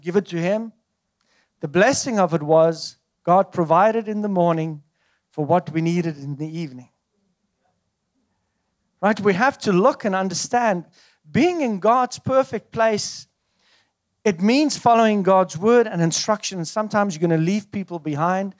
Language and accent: English; South Africa; moved away as an adult; I come from South Africa